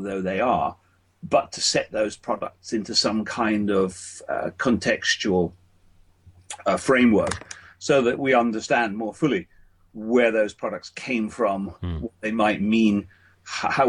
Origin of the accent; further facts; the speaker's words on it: Scotland, United Kingdom; moved away; both my wife and I come from Scotland, so we were very keen when our family started to come back to Scotland